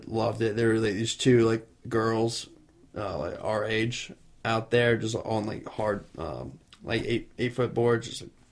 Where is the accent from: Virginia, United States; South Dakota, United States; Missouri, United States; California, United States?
Virginia, United States; Virginia Beach; I'm from Virginia Beach. I live next to the shop.